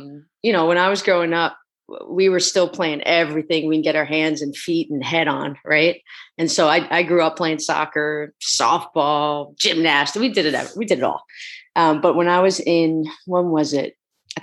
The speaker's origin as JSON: {"language": "English", "town": "Pelham", "region": "New York", "country": "United States", "tie": "born or raised there", "also_born_or_lived": "Philadelphia / Hanover, New Hampshire", "moved": "as an adult", "said": "I'm an East Coast kid, originally from Pelham, New York"}